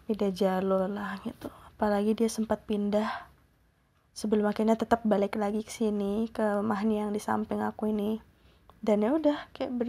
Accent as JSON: {"language": "Indonesian", "town": "Bandung", "region": "West Java", "country": "Indonesia", "moved": "as an adult", "said": "jauh-jauh jauh-jauh aku dari Bandung terus pergi merantau dan mereka mau menerima budaya aku aku juga alhamdulillah belajar budaya mereka bahasa mereka juga alhamdulillah aku paham"}